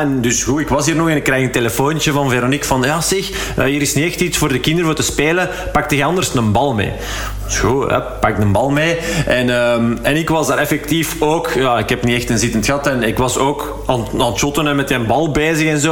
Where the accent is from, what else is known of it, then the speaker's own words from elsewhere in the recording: Hallaar, Flanders, Belgium; in Hallaar, uh, waar ik ben opgegroeid